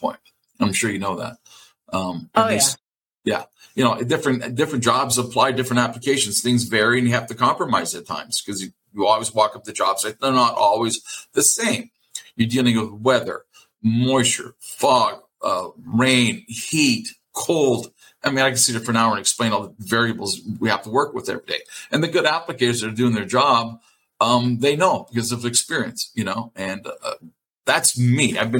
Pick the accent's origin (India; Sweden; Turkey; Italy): Italy; moved away; I was born in Italy. That's my home turf